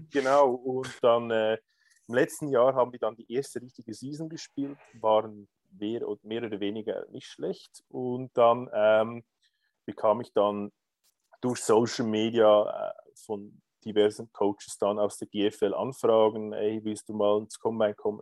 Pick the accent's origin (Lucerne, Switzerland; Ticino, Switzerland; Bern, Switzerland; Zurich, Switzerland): Lucerne, Switzerland; also born or lived in Greece; komme aus Luzern, aus der Zentralschweiz